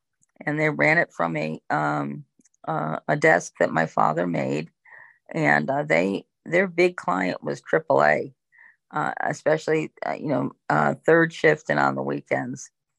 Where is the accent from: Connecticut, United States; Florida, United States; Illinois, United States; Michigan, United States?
Connecticut, United States; Hartford; also born or lived in Newington, Connecticut; I grew up in Hartford, Connecticut, which is one of the biggest cities. It's the capital city of Connecticut. It's one of the biggest cities in Connecticut.